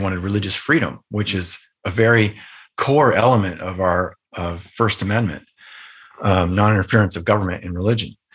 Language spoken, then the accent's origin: English; Northern Virginia, United States; also born or lived in Southern California; we moved from Southern California to Northern Virginia, which was the outskirts of, uh, the Washington, D C area